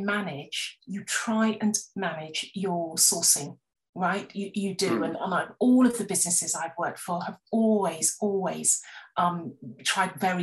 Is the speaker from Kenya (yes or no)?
no; West Country, South West England, United Kingdom; I grew up in the West Country, and you ate what was in season